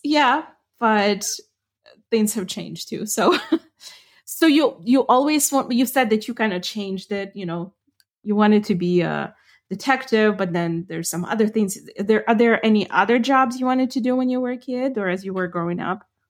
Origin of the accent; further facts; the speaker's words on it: Ukraine; first language Ukrainian; English is a second language; moved away; I grew up speaking Ukrainian